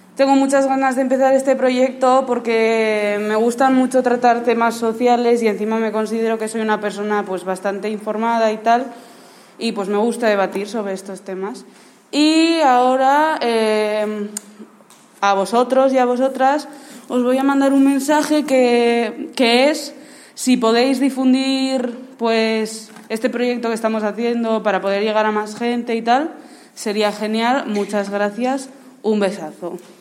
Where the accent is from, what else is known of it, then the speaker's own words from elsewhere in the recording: Pamplona, Navarre, Spain; now in Valencia, Spain; vengo de Iruña, o sea, soy vasca, pero bueno, estoy en Valencia